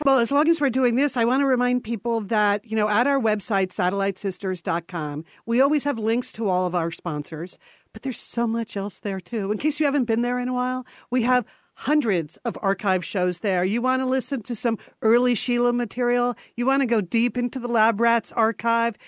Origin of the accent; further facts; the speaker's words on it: Connecticut, United States; we grew up in Connecticut